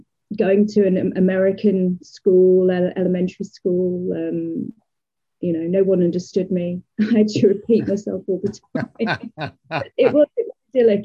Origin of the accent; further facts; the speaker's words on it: Leicester, East Midlands, United Kingdom; moved away as an adult; also born or lived in New Jersey, United States / Playa del Rey, California, United States; now in Jacksonville, United States; I am originally from Leicester in the UK